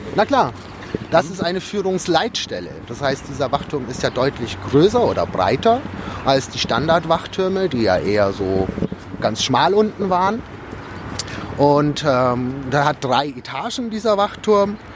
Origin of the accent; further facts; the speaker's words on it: Günzburg, Bavaria, Germany; moved away as an adult; also born or lived in Regensburg; now in Berlin, Germany; Günzburg komme ich her, das ist so in der Nähe von Ulm, so zwischen Ulm und Augsburg